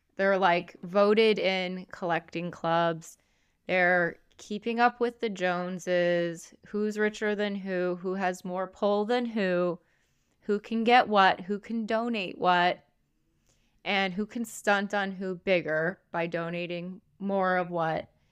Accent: United States; I'm an American

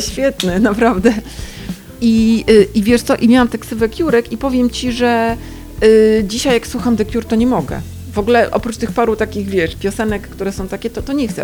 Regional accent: Gdańsk, Pomeranian Voivodeship, Poland; U nas jednak było trochę inaczej w Gdańsku

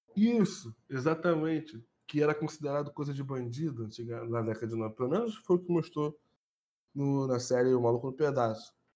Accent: Rio de Janeiro, Brazil; eu era de Bangu

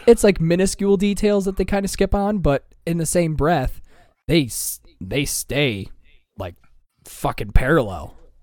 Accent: Michigan, United States

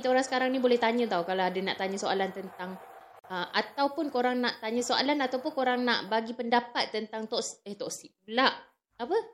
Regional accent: Terengganu, Malaysia; Ya, yeah, sebab saya orang Terengganu.

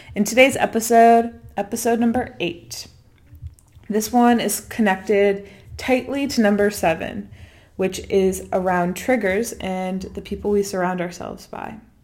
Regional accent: DC, New England, United States; moved away as an adult; also born or lived in Washington, D.C.; now in Bali, Indonesia; me being American and coming from my set of experiences, which bring me back to m, to me growing up in New England, in D C

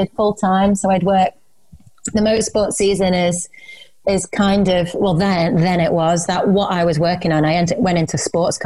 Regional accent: Isle of Man; moved away; I'm originally from the Isle of Man, so I found myself moving back there.

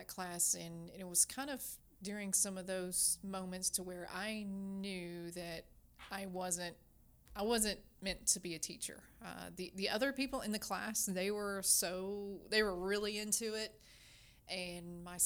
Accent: Kentucky, United States; I grew up about an hour and a half in the state of Kentucky on a farm

